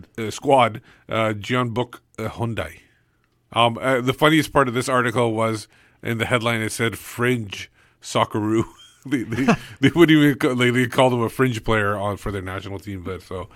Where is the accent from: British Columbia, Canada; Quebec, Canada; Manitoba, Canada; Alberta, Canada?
British Columbia, Canada; Vancouver; now in Surrey, Canada; I'm an exile from Vancouver.